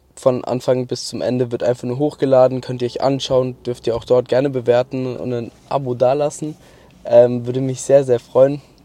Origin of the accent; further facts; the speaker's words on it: Mannheim, Baden-Württemberg, Germany; also born or lived in Kronau; danach bin ich nach Mannheim gezogen